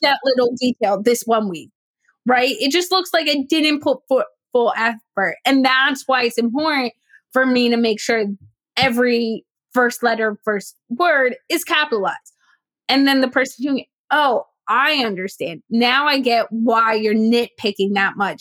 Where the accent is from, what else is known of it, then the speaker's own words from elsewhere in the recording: New Jersey, United States; I grew up in Jersey, w- South Jersey, which is about an hour from the shoreline, Atlantic City